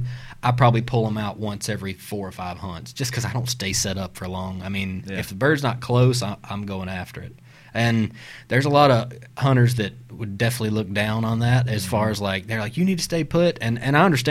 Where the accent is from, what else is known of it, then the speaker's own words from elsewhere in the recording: South Mississippi, United States; now in Tennessee, United States; we're from South Mississippi originally, mm-hmm. so we used to hunt deer hunt river swamps